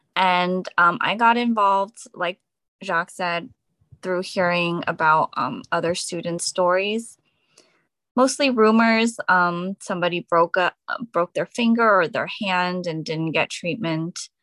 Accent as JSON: {"language": "English", "town": "Edison", "region": "New Jersey", "country": "United States", "said": "I'm from Edison, New Jersey"}